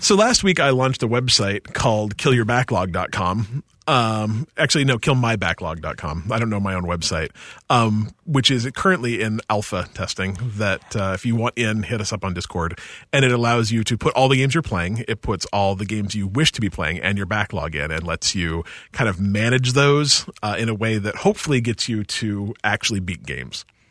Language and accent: English; Utah, United States; I grew up in Utah, too